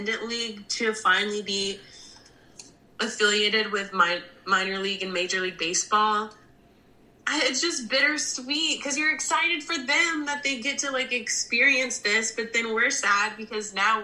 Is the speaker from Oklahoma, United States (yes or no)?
yes; Oklahoma, United States; moved away as an adult; also born or lived in New Jersey